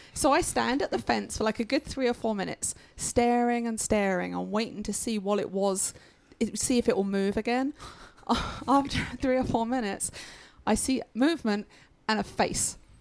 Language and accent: English; United Kingdom; now in United States; I am still British